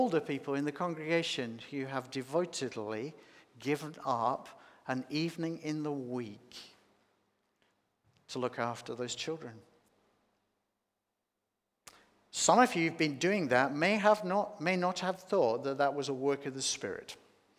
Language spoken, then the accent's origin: English; Australia; also born or lived in Sydney; living in Sydney, being Australian